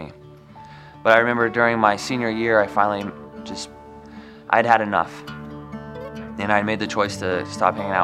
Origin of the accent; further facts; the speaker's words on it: Gibbon, Nebraska, United States; moved away as an adult; also born or lived in Nashville; I was raised in Gibbon, Nebraska.